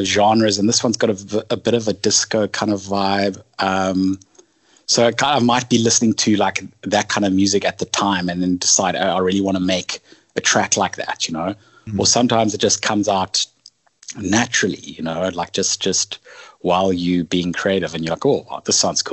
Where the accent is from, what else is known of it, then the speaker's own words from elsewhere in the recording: South Africa; a fusion of growing up in South Africa and having European heritage